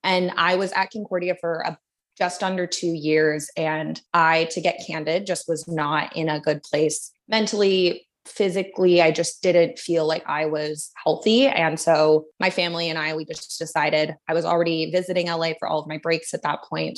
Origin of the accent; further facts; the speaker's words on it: Vancouver, British Columbia, Canada; moved away as an adult; also born or lived in Dallas, Texas, United States / Toronto, Canada; now in Los Angeles, United States; I was born in Dallas, and my dad's work brought us to Toronto and then eventually Vancouver when I was two. And so grew up in Vancouver, did K through twelve at the same school